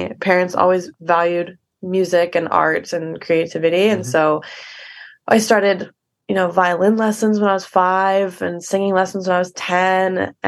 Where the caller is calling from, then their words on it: Vancouver, British Columbia, Canada; I am at my place in Vancouver. I'm just sitting literally on my bedroom floor.